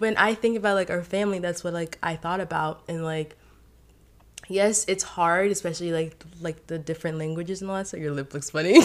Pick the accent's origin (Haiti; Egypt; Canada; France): Haiti; now in United States; I grew up in Haiti. I was raised, born and raised there, and so I came into America.